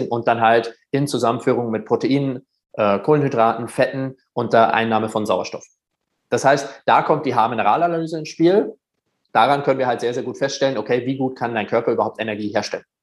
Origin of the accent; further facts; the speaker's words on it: Germany; Aber er so, hey, du bist doch auch Deutscher, oder? Und ich so, ja.